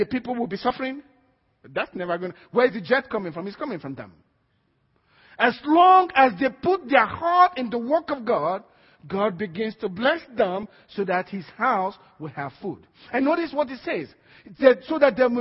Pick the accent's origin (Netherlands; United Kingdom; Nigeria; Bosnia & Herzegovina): Nigeria; now in United States; I am first a Christian before I'm a Nigerian.